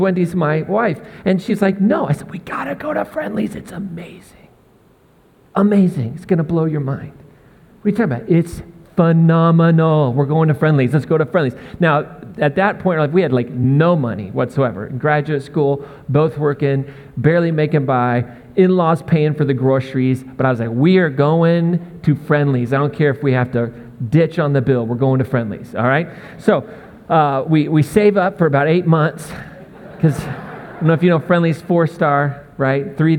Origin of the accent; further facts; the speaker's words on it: Indianapolis, Indiana, United States; also born or lived in Missouri / Massachusetts / Maine; now in Northern Colorado, United States; I grew up in the Midwest and lived in Missouri, but then our family lived in New England for about 20 years in Massachusetts and Maine, and then we moved out here to Northern Colorado. But where I kind of grew up, what feels the most like home was Indianapolis